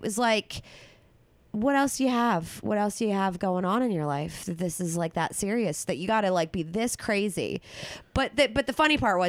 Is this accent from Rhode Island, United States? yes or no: no; New Jersey, United States; Well, technically, I'm from Jersey, so that does make me proud.